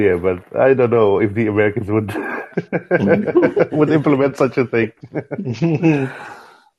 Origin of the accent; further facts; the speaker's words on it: Netherlands; here in the Netherlands. I'm from the Netherlands anyway.